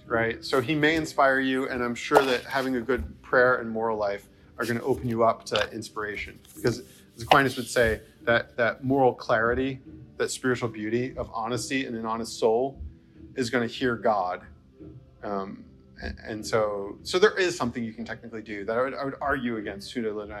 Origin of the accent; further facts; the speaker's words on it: New Jersey, United States; moved away as an adult; also born or lived in the South / the Midwest; growing up in New Jersey